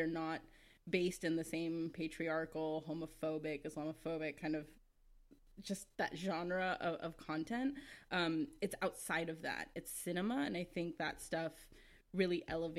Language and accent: English; United States; as someone who was born here, I often feel like, this is cliche, so I'm sorry, but I often feel like I'm not American enough